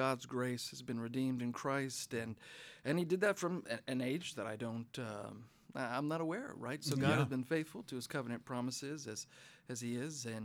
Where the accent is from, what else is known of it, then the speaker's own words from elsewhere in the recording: Butte, Montana, United States; I was born in Butte, Montana